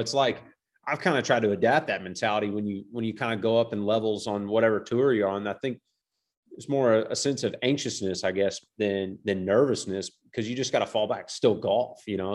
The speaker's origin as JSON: {"language": "English", "town": "Georgetown", "region": "Kentucky", "country": "United States", "tie": "born or raised there", "moved": "as an adult", "lives_now": "Orlando, United States", "said": "I'm from Central Kentucky. I grew up in a town called Georgetown, just outside of Lexington. Uh, I lived there the first eighteen years of my life"}